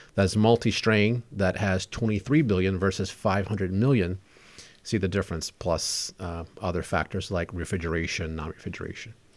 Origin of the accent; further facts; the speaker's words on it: South Louisiana, United States; I was raised in South Louisiana, very hot, very humid